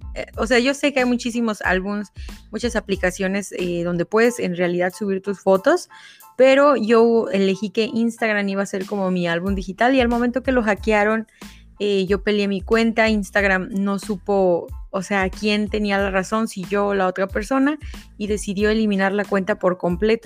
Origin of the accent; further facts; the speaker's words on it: State of Mexico, Mexico; now in United States; soy mexicana, eh, soy muy eh, nací en el Estado de México y en, el, en este momento me encuentro viviendo en Estados Unidos